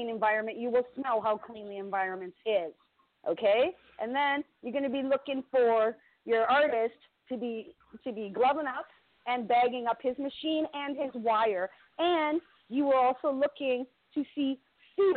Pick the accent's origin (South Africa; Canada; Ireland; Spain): Canada; Toronto, Ontario; also born or lived in South Etobicoke, Toronto; I'm from Scarborough. Honey, I'm from Scarborough.